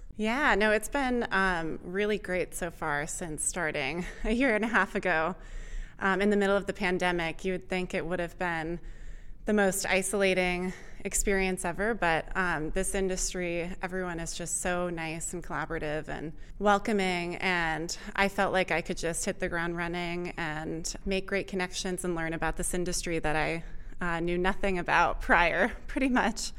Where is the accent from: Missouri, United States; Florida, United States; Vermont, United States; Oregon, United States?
Vermont, United States; moved away as an adult; also born or lived in Austin, Texas; I grew up in Vermont